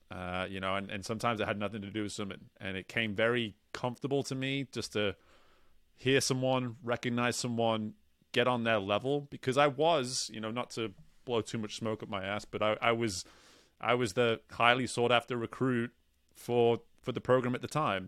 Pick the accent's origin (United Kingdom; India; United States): United Kingdom; England; moved away; growing up where I grew up in England, there wasn't much